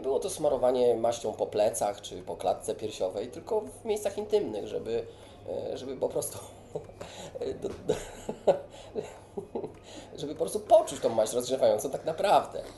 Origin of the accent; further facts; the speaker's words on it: Warsaw, Masovian Voivodeship, Poland; Ja jestem takim warszawiakiem i bardzo związany z Warszawą.